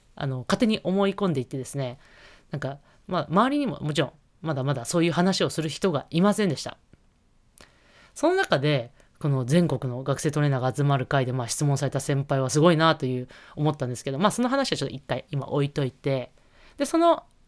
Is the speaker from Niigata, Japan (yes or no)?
yes; Niigata, Japan; 帝京長岡さんは、もう私の地元ですし